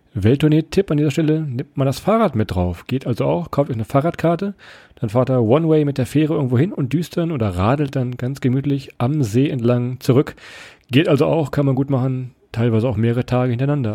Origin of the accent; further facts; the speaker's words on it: Northern Germany, Germany; wir kommen ja eigentlich aus dem Norden